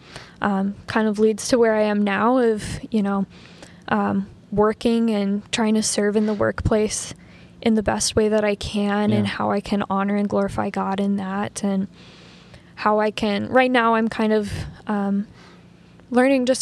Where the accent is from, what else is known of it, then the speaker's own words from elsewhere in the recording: Fargo, North Dakota, United States; I grew up in Fargo Moorhead